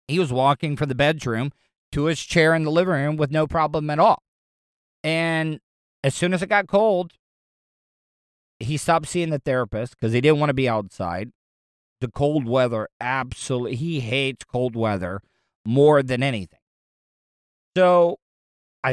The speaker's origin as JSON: {"language": "English", "region": "the South", "country": "United States", "tie": "born or raised there", "said": "I grew up in the South"}